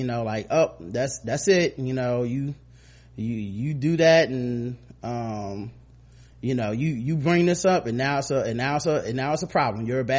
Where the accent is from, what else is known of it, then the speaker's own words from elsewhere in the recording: Cleveland, Ohio, United States; I was born and raised in Cleveland, and the fact that they decided to do the RNC here pissed me and the whole city off.